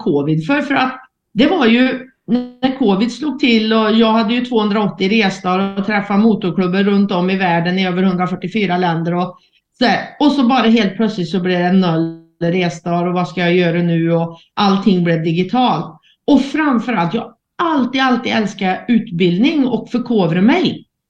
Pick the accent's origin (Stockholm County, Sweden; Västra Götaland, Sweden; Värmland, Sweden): Värmland, Sweden; accent: Värmland dialect; jag är ju född och uppvuxen i Värmland och det hörs ju på dialekten.